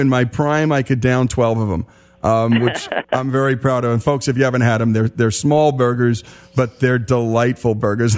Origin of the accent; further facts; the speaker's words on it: New Jersey, United States; I grew up in New Jersey